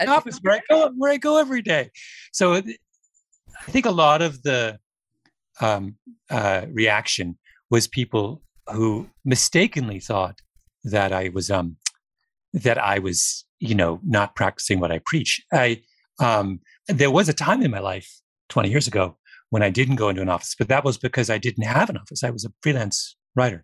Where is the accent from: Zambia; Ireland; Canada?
Canada; I'm Canadian